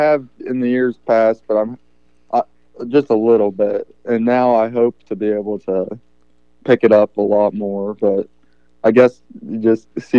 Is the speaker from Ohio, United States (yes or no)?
yes; Rushville, Ohio, United States; also born or lived in Lancaster, Ohio; I'm just out of Lancaster and then lived in Rushville my whole life, never moved.